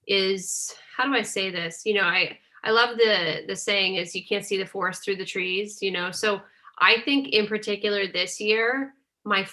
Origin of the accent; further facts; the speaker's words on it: Northeast, United States; And I'm from the Northeast